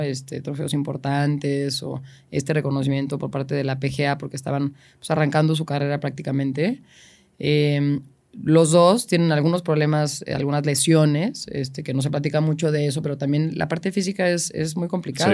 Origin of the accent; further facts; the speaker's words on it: Mexico; soy la única mexicana, tengo presencia allá